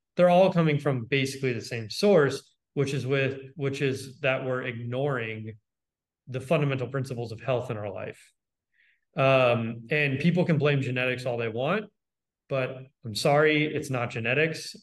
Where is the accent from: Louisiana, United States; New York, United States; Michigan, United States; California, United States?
California, United States; Los Angeles; I grew up in Los Angeles